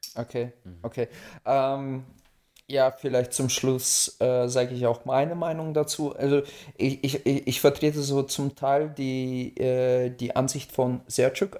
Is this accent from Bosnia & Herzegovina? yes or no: no; Russia; now in Germany; ich als Russe